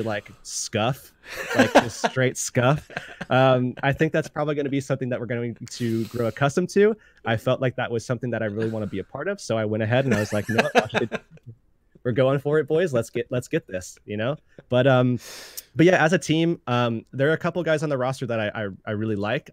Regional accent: Tampa, Florida, United States; Growing up in Florida, uh, specifically the Tampa Bay area

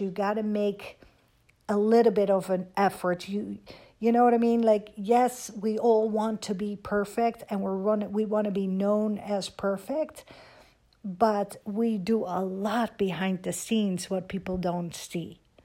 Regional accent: Netherlands; moved away as an adult; also born or lived in Amsterdam / Miami; now in United States; Growing up in Holland, I was dreaming of, um, living in America

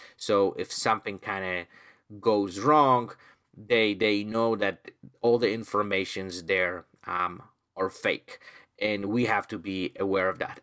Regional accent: Poland; now in Canada; I'm originally from Poland

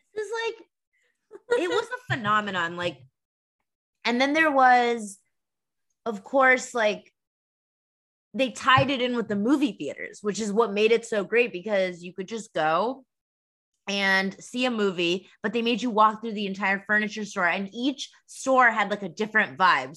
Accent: Massachusetts, United States; moved away; We're sisters and we're originally from Massachusetts

